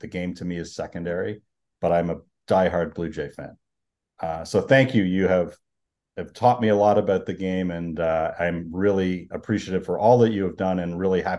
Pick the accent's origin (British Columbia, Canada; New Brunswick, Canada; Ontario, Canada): Ontario, Canada; Toronto; now in Seattle, United States; I grew up in Toronto. I started at Exhibition Stadium.